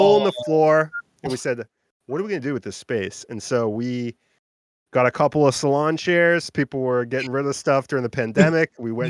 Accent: Beverly, Massachusetts, United States; I'm from Beverly, Mass

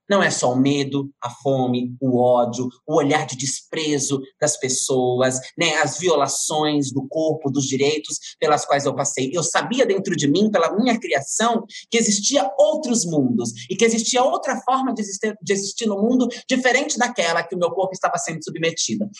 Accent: Francisco Morato, São Paulo, Brazil; eu nasci em Francisco Morato, Franco da Rocha, depois me criei em Francisco Morato, região periférica da cidade de São Paulo, metropolitana

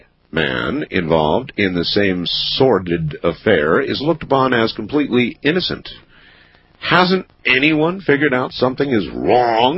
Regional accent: Camp Lejeune, North Carolina, United States; My mother was a drill instructor at Camp Lejeune, which is where I was born in North Carolina.

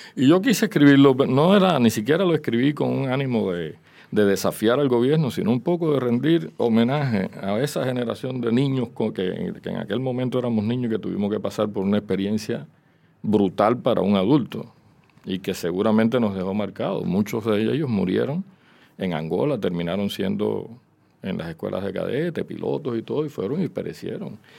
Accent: Cuba; first language Spanish; moved away as an adult; also born or lived in Philadelphia, United States; como hace 20 años que ya salí de Cuba

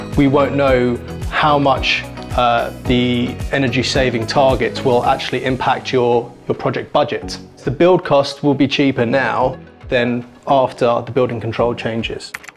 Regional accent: London, United Kingdom; I grew up in West Kensington, so I know the area very well.

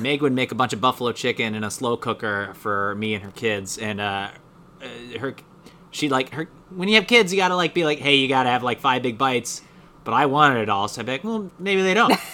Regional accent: United States; I'm an American

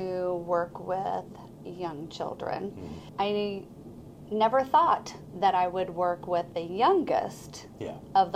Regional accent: Fairborn, Ohio, United States; I grew up in Fairborn

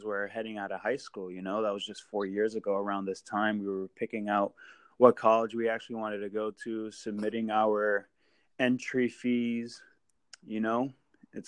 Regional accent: Merrimack Valley, Massachusetts, United States; growing up in the Merrimack Valley, everyone knows what Merrimack College is.

